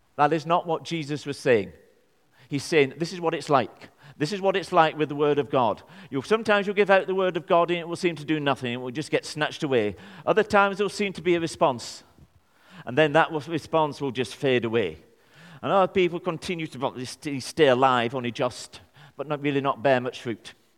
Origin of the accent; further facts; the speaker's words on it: Burnley, North West England, United Kingdom; I'm from Burnley.